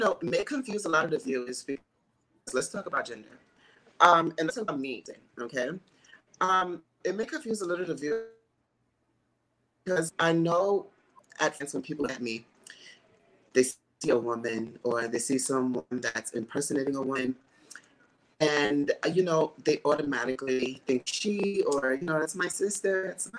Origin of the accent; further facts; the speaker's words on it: New York City, New York, United States; also born or lived in Houston, Texas; I'm from New York City. I grew up in Staten Island, and my father's from Brooklyn, so I was always back and forth, but I also lived 4.5 years in Houston, Texas